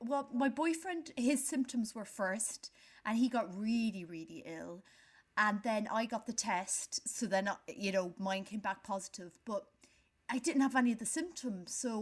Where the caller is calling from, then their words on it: London, United Kingdom; Long time listener, first time caller from Paddington.